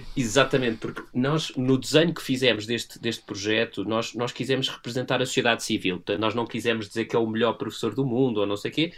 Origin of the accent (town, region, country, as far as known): Portugal